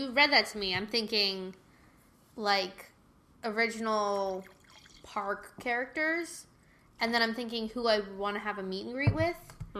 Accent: the South, United States; I mean, I'm from the South, so, like, I understand the stereotype here.

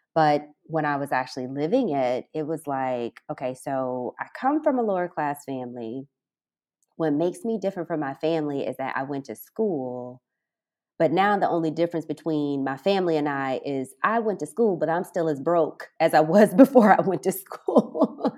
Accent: Alton, Illinois, United States; moved away as an adult; also born or lived in Casablanca, Morocco; now in Ras Al Khaimah, United Arab Emirates; My hometown is Alton, Illinois, and I left the States in two thousand eleven

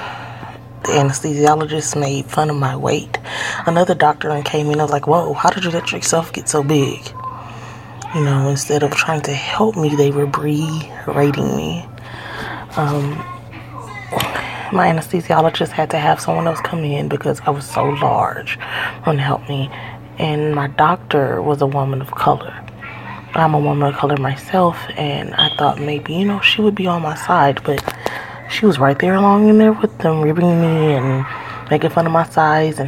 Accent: Houston, Texas, United States; I'm from Houston, Texas.

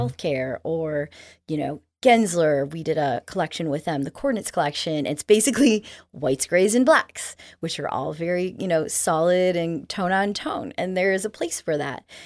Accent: Arizona, United States; moved away; I grew up in Arizona

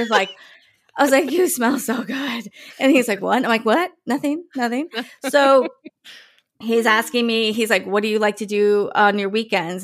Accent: New Jersey, United States; I grew up in New Jersey

